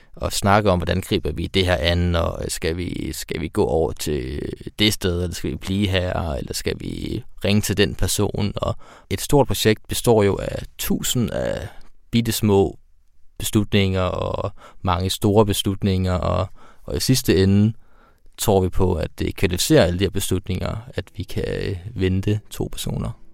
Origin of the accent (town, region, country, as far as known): Denmark